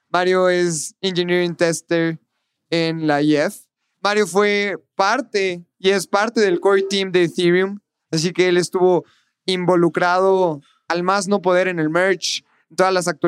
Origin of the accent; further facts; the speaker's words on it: San Luis Potosí, Mexico; now in Guadalajara, Mexico; Yo, yo soy de San Luis. Este, ahorita vivo en Guadalajara.